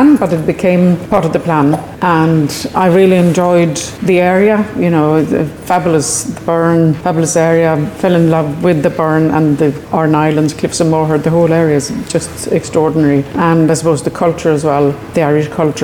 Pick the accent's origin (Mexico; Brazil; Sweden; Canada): Sweden; moved away as an adult; now in Ireland; I'm from Sweden and I was born on a farm and lived on the farm my entire childhood up till age of 18.